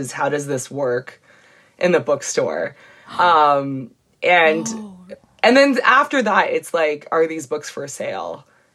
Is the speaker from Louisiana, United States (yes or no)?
no; Los Angeles, California, United States; I grew up in predominantly like Latinx and white spaces in Los Angeles.